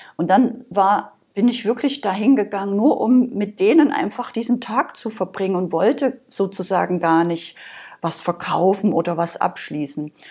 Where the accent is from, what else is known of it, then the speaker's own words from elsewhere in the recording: Saxony, Germany; moved away; also born or lived in Berlin; Also ich bin ursprünglich aus Sachsen, das hört man vielleicht noch so ein bisschen.